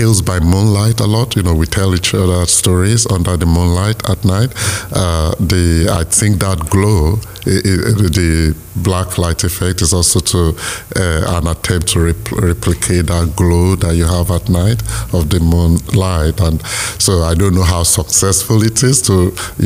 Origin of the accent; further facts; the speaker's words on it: Nigeria; Nigeria, which is my home country